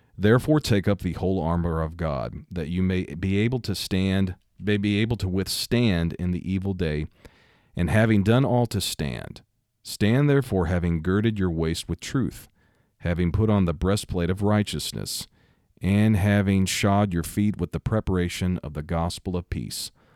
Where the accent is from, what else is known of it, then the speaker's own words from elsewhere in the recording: Missouri, United States; my home state, Missouri.